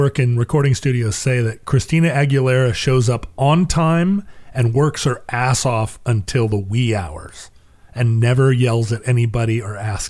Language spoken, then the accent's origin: English; Kentucky, United States; No, I'm from Kentucky.